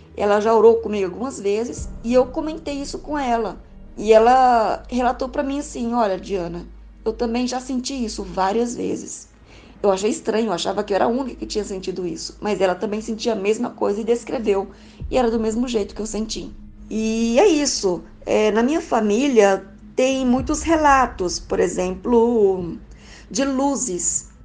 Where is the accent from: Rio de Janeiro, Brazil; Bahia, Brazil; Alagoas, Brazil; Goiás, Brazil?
Goiás, Brazil; Goiânia; sou de Goiânia, Goiás